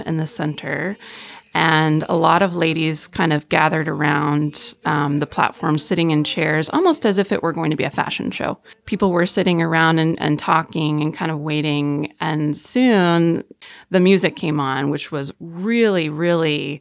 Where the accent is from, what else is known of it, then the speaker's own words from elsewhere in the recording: Georgetown, Texas, United States; I am from Georgetown, Texas, which is just north of Austin.